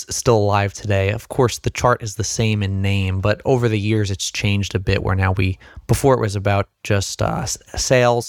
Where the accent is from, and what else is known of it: New Jersey, United States